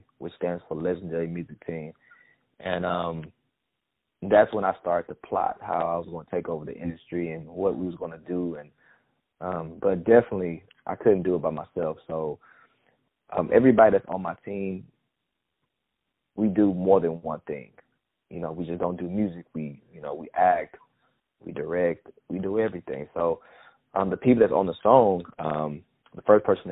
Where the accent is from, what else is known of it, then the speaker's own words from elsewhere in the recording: Houston, Texas, United States; also born or lived in Missouri City, Texas; But I was raised in a side of town called A-Leaf, Texas, which we call it the SWAT in Houston